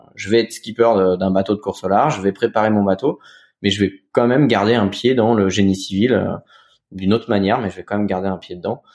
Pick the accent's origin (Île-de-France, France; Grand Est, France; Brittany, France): Brittany, France; Cancale; also born or lived in Saint-Malo; moi je suis originaire de Cancale. Alors je suis né à Saint-Malo, originaire de Cancale, Bretagne